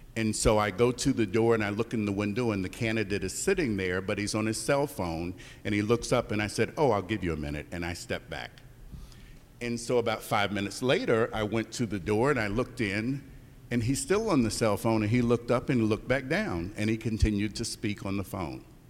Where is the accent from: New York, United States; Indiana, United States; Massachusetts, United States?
Indiana, United States; Indianapolis; I'm from Indianapolis, Indiana